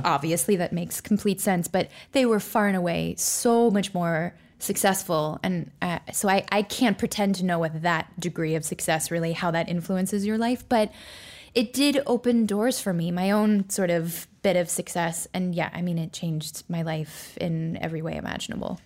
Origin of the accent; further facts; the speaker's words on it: Orlando, Florida, United States; also born or lived in Nashua, New Hampshire; I was born in Nashua, New Hampshire, but I moved to Orlando, Florida, where both my parents are from, when I was about six weeks old